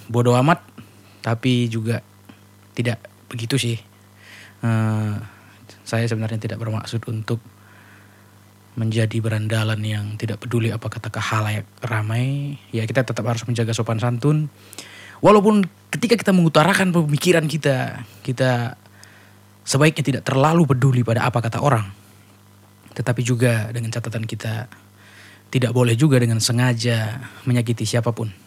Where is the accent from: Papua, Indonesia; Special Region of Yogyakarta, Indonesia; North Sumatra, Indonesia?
North Sumatra, Indonesia; karena aku juga orang Karo